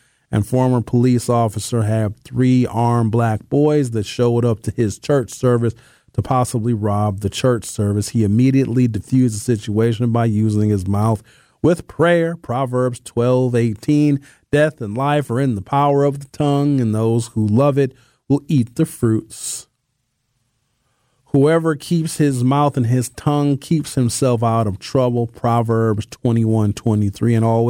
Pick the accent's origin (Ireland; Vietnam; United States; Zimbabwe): United States; Germantown, Tennessee; born there; I was born in Germantown, Tennessee. Shout out to Shelby County.